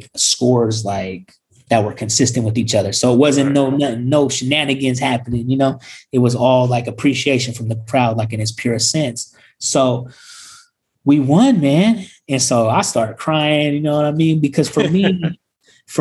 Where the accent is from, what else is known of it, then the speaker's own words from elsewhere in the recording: Sacramento, California, United States; we're from Sacramento